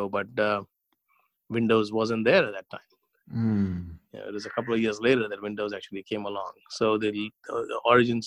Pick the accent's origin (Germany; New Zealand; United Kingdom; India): India; Hyderabad, Telangana; moved away as an adult; now in United States; I grew up in a town called Hyderabad in India.